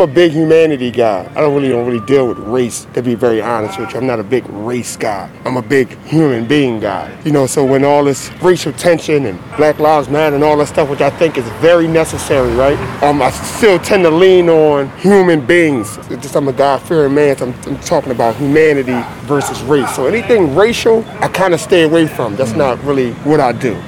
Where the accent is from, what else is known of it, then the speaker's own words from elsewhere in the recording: Philadelphia, Pennsylvania, United States; I grew up in South Philly, you know, in the, in, in the 80s